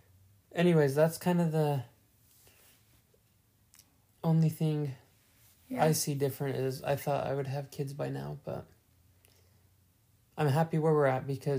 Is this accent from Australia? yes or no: no; Utah, United States; moved away; we're from Utah, which is like West Coast